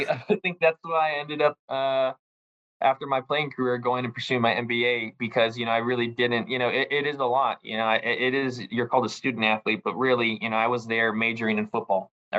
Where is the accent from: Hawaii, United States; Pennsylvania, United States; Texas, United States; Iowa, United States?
Hawaii, United States; also born or lived in California; especially for me, I came from Hawaii, from California, where, you know, it can be sunny, you know, 90% of the time